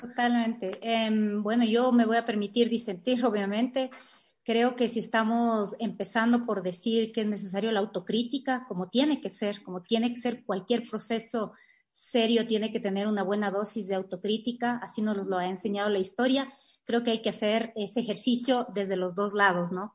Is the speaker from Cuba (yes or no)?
no; Ecuador; como ecuatorianos y ecuatorianas